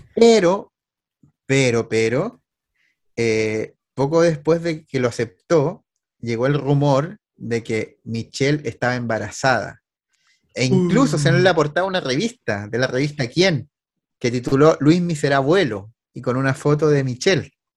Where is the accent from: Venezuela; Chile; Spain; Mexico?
Chile